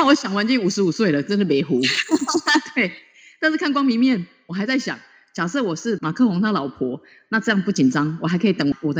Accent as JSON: {"language": "Chinese", "country": "Taiwan", "said": "我最骄傲就是我是台湾人。"}